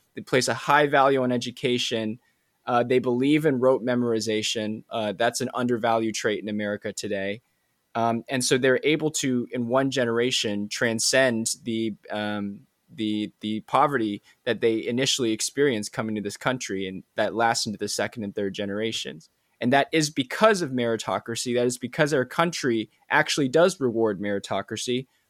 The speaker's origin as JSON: {"language": "English", "region": "Maryland", "country": "United States", "tie": "born or raised there", "moved": "yes", "lives_now": "Pennsylvania, United States", "said": "I don't live in Maryland anymore"}